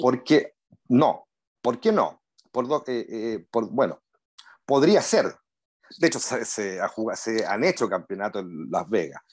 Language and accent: Spanish; Punta Arenas, Magallanes and Chilean Antarctica, Chile; moved away as an adult; now in Santiago, Chile; Nací en Punta Arenas